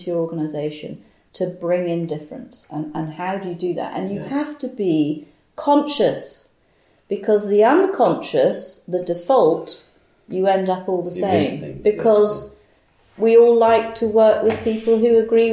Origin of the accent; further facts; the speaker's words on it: Bahamas; moved away; I was brought up in the Bahamas